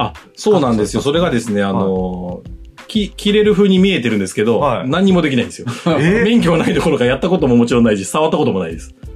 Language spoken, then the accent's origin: Japanese; Shizuoka, Japan; moved away; 自分があの、静岡県出身なんですけど、はい、35までに地元に帰って起業したいっていう夢があったんですよ